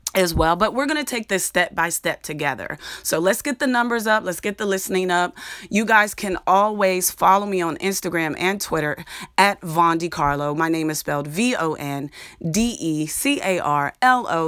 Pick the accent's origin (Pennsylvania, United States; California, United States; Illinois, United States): Pennsylvania, United States; Clairton; moved away; I'm from thirty miles south of Pittsburgh in a small steel town called Clareton, Pennsylvania